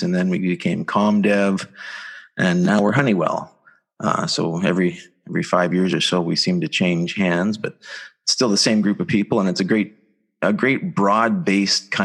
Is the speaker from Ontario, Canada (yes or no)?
yes; Southern Ontario, Canada; I come from Southern Ontario, just like you. Grew up on a small apple farm